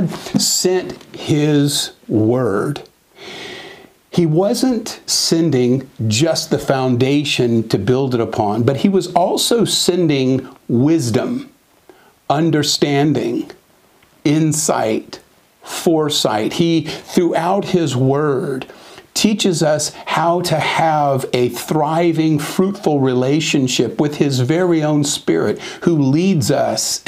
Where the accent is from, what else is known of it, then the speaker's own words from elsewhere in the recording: Southern California, United States; I was raised in Southern California and spent most of my life there